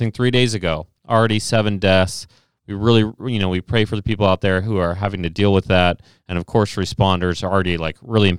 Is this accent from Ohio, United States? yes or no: yes; Ohio, United States; I'm from Ohio